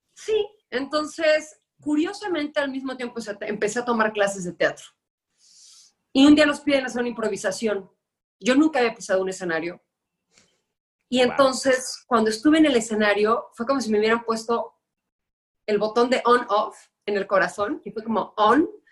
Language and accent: Spanish; Guadalajara, Jalisco, Mexico; moved away as an adult; now in Mexico City, Mexico; yo soy tapatía, eh, estuve allá 29 años de mi vida